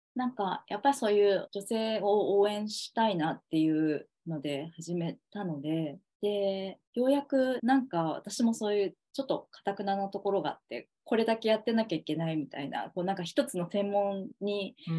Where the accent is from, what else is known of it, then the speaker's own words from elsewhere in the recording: Okayama, Japan; moved away as an adult; now in Tokyo, Japan; 実家は私岡山なんですけど